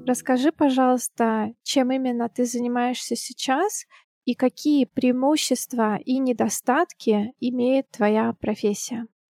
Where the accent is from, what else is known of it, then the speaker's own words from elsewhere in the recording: Siberia, Russia; now in Saint Petersburg, Russia; как и я, сибиряк